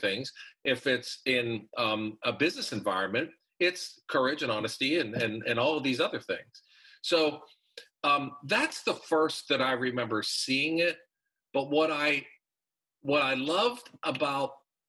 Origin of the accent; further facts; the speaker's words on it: Pittsburgh, Pennsylvania, United States; I'm from Pittsburgh